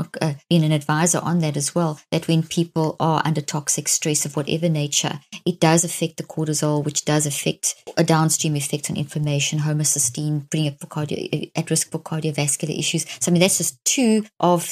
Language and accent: English; South Africa; growing up in South Africa in a very racist apartheid system